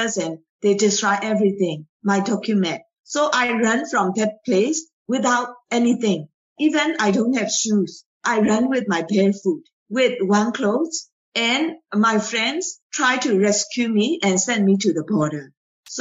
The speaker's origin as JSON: {"language": "English", "country": "Myanmar", "tie": "born or raised there", "said": "I raised in Myanmar. I grew up in Myanmar"}